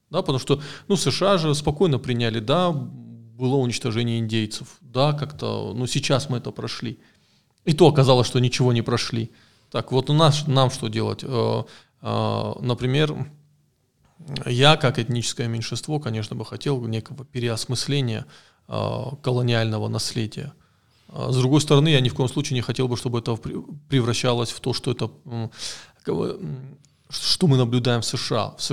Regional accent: Caucasus, Russia; С другой стороны, в России я кавказец, я меньшинство, и здесь у нас проходит такая же война памятников

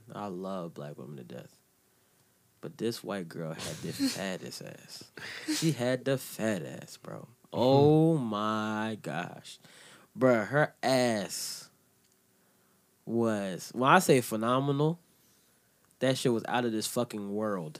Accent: Jamaica; I'm Jamaican

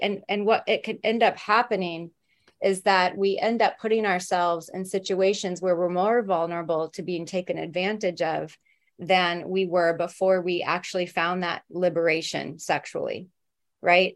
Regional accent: Midwest, United States; now in New York City, United States; I grew up in the Midwest where it was very conservative

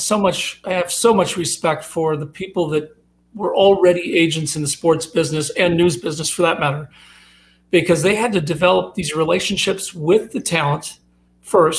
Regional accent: Minnesota, United States; moved away; I'm from Minnesota. I'm from a big family. And I grew up with three older brothers

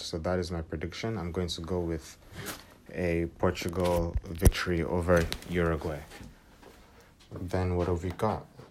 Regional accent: Nigeria; being a Nigerian, I was rooting for my country

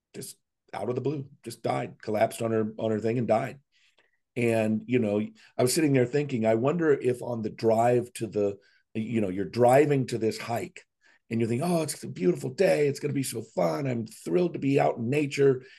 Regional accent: Seattle, Washington, United States; moved away as an adult; also born or lived in Scottsdale, Arizona; now in Chattanooga, United States; born and raised in Seattle area, first fifty years of my life in Seattle

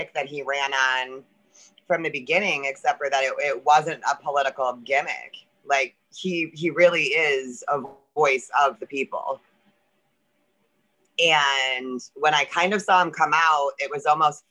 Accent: Michigan, United States; I'm from Michigan, the great state of the lockdown Michigan

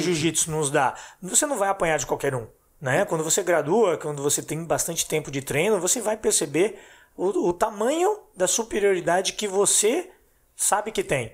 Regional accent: Blumenau, Santa Catarina, Brazil; nós somos de Blumenau, Santa Catarina

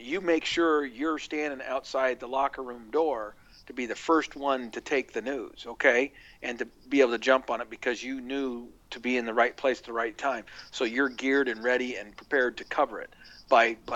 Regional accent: near Scott Frost's hometown, Nebraska, United States; he's from right near my hometown

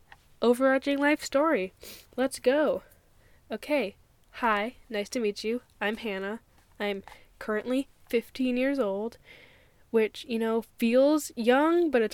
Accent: United States; also born or lived in Thailand; So we moved, just me and her, to the States because her aunts lived there

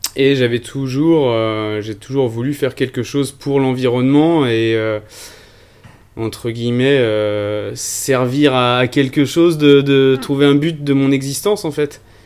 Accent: Vendée, Pays de la Loire, France; Je viens de Vendée, donc euh, j'étais toujours proche de la côte. J'ai passé beaucoup de temps proche de la mer, sur les rochers, à pêcher avec mon grand-père des tout petits

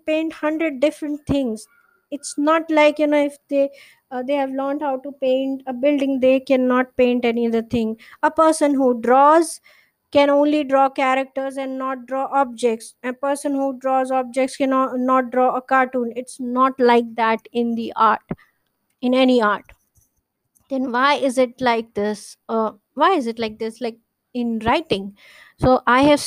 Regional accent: India; I'm an Indian writer

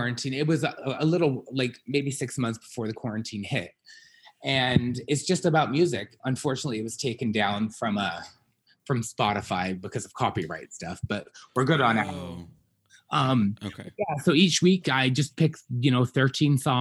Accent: Scotland, United Kingdom; moved away; I grew up in Scotland

